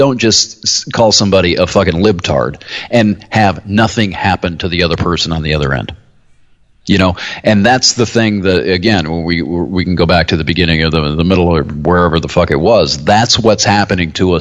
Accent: United States; We were Americans

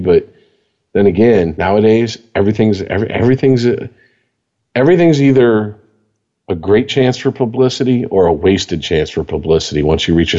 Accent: Canada; No. I am French. I am French Canadian. We are different.

